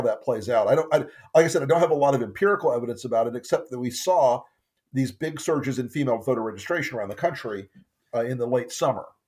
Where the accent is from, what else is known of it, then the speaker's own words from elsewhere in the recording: Florida, United States; Florida's my home state